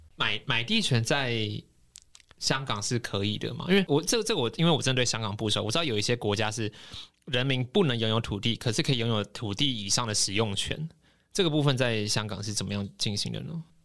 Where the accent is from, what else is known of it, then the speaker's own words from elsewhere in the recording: Taiwan; 我可以用什么方式来prove我是台湾人吗